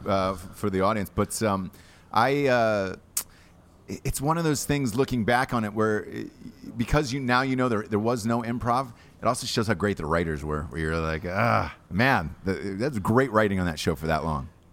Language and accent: English; Georgia, United States; I am from Georgia. From Georgia